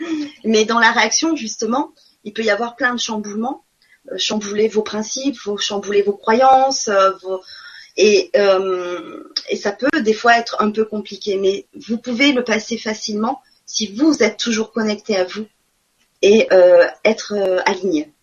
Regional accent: Marseille, Provence-Alpes-Côte d'Azur, France; accent: southern; moved away as an adult; also born or lived in Nantes; notre ancien appartement à Marseille, parce que je suis du sud, hein, ça doit s'entendre

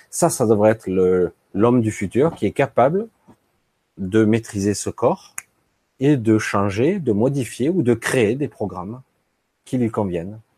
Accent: France; born there; La France, mon pays natal, dans mon cœur.

